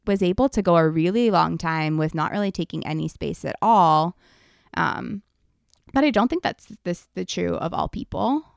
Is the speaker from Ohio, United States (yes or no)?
yes; Ohio, United States; moved away; we went back to my hometown in Ohio